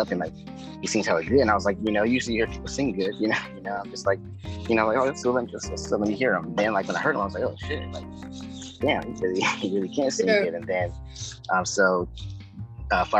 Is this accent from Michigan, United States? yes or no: no; Oakland, California, United States; moved away as an adult; also born or lived in Manteca, California; now in Los Angeles, United States; I'm from Oakland, California, the Bay Area